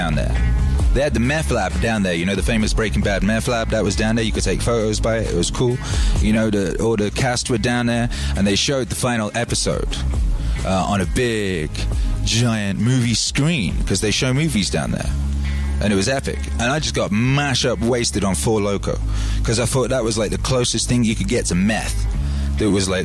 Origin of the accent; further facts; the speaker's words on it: Wales, United Kingdom; moved away; also born or lived in Los Angeles; where I grew up in Wales